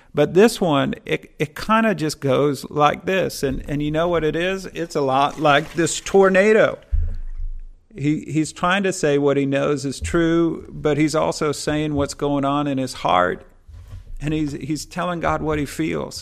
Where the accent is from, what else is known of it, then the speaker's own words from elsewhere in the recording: Midwest, United States; I'm from the Midwest in the US, and tornadoes are something we experience every year